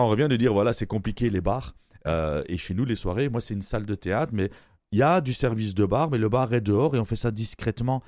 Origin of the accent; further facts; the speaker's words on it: Belgium; moved away; je suis Belge d'origine